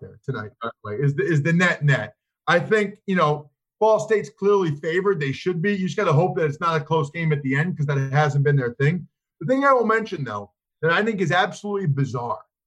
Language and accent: English; outside of Philly, Pennsylvania, United States; I grew up outside of Philly as an Eagles fan.